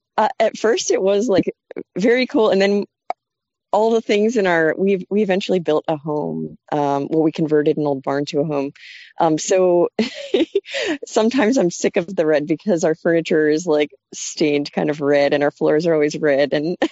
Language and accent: English; Phoenixville, Pennsylvania, United States; moved away as an adult; now in North Carolina, United States; My husband and I moved down here from Phoenixville, Pennsylvania, which is just outside of Philadelphia, in 2015. Before starting the farm, I moved around a lot in the U.S. and other countries, but I am originally from Phoenixville, Pennsylvania.